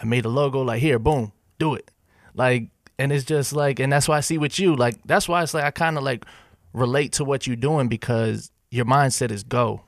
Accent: Pennsylvania, United States; moved away as an adult; now in Nashville, United States; I'm from Pennsylvania

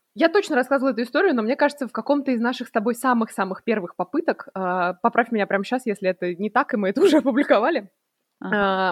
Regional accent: Russia; moved away; я из России

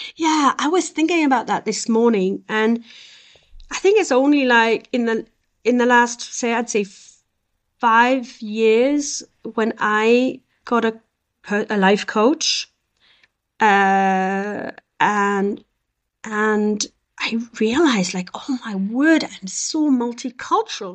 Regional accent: south of France, France; moved away as an adult; also born or lived in Beirut, Lebanon / Scotland / south of England / Switzerland; they moved to France, in the south of France. And so I was one, and I left the south of France. I was 21 years old

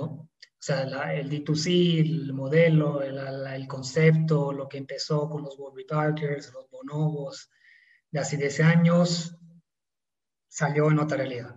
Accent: Italy; accent: Italian; Spanish is a second language; moved away as an adult; also born or lived in São Paulo, Brazil; now in Mexico; no somos de acá, yo soy italiano, eh, se podrá notar quizás por el acento

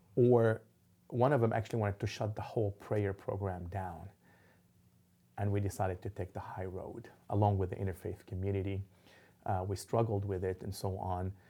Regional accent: Lebanon; also born or lived in Dallas; now in Oklahoma City, United States; growing up in Lebanon, there was explosions

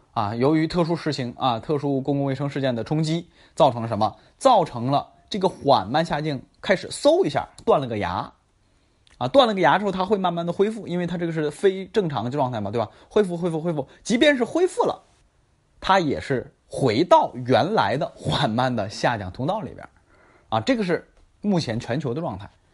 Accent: Tangshan, Hebei, China; 霸州啊，是我老家啊，河北霸州，我不是霸州的，我是唐山的啊

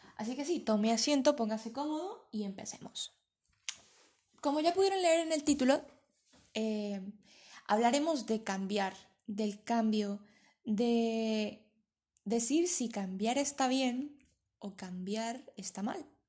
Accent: Venezuela; now in Spain; soy venezolana, pero vivo en España.

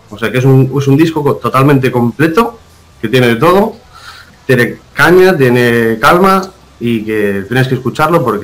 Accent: Galicia, Spain; siempre fui muy, muy de los suaves y heredero de la cruz, soy gallego.

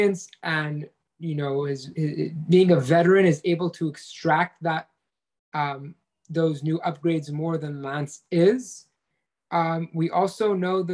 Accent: Canada; as a Canadian

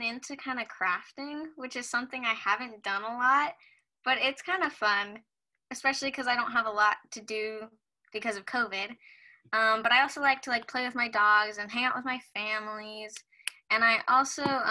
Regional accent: Washington, United States; I was born and raised in Washington, and I, right now I live in the house that I've always lived

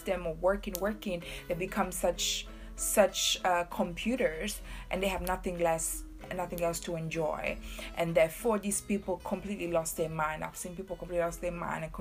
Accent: Seychelles; moved away; I'm from Seychelles. I'm very proud Creole woman. Very, very proud. I was born on a very small island.

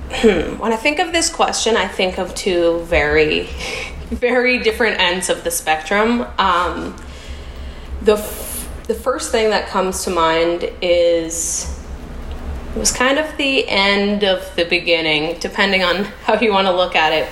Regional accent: Canada; moved away as an adult; now in United States; I'm Canadian um, I'm a Canadian living in the US

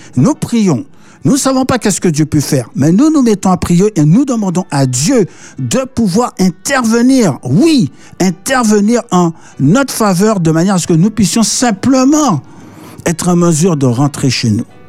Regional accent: Martinique; also born or lived in Paris, France; aujourd'hui il, pleut, à la Martinique

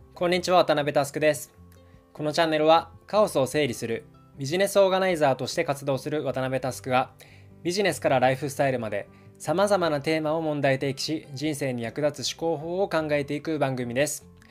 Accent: rural Fukuoka, Japan; moved away as an adult; also born or lived in Tokyo; 僕は福岡の田舎出身なんですが、まあ、大学から東京に上京してきました

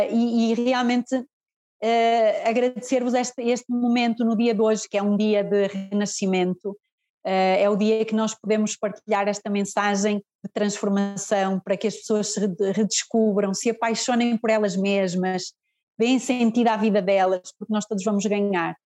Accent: Fafe, Braga, Portugal; eu sou de FAF, eu sou de FAF, Uh, mas o espaço é em Guimarães

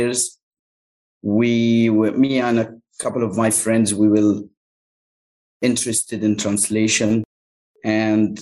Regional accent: Cairo, Cairo Governorate, Egypt; first language Arabic; English is a second language; Cairo is my hometown.

